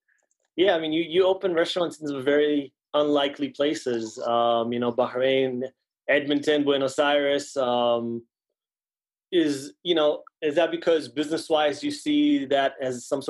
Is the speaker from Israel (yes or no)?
yes; Israel; also born or lived in New York City; now in West Hartford, United States; I'm originally from Israel.